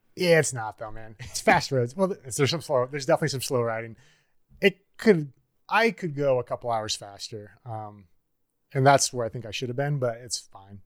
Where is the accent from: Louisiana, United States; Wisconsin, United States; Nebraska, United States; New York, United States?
Nebraska, United States; Niobrara; moved away as an adult; also born or lived in Bozeman, Montana / Ashland, Oregon; now in Colorado, United States; growing up in Niobrara, Nebraska